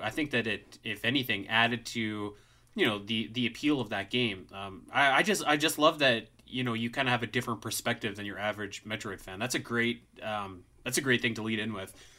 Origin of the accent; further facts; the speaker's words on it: Canada; I'm Canadian, so we just wear toques most of the time